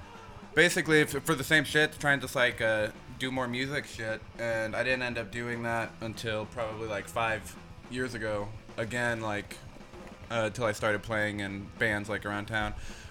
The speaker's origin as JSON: {"language": "English", "town": "Las Vegas", "region": "Nevada", "country": "United States", "tie": "born or raised there", "moved": "as an adult", "said": "Yeah, I lived out there till I was like 20 and I moved out here"}